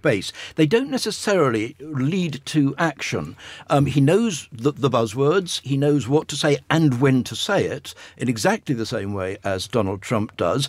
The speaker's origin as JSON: {"language": "English", "country": "United Kingdom", "said": "as a Brit"}